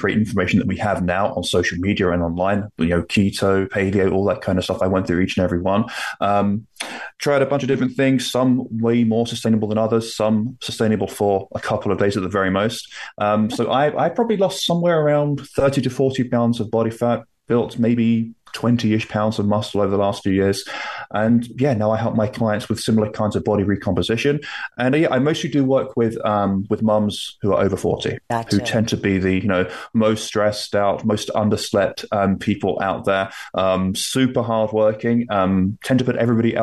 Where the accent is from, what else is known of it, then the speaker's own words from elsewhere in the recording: London, United Kingdom; also born or lived in Toronto, Canada; now in Nova Scotia, Canada; I am from the UK. I'm from London, although I currently live in Canada, in Nova Scotia on the East Coast